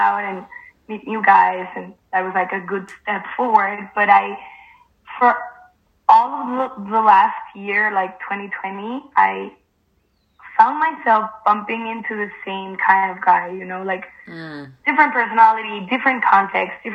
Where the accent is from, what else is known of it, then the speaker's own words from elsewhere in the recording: Mexico; now in Spain; I live in Spain right now. I'm from Mexico.